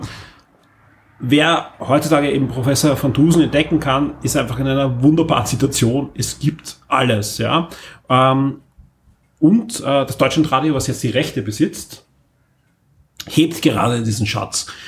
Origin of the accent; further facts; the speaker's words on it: Austria; Ich bin nämlich klarerweise in, in Österreich aufgewachsen